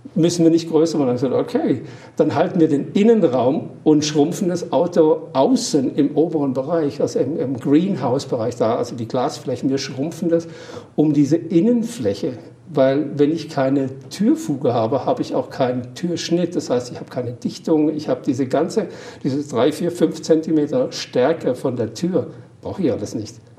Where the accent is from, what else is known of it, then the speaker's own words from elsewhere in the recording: Baden-Württemberg, Germany; accent: Badisch; Am Bergli, wie man es bei uns im Patischen sagt.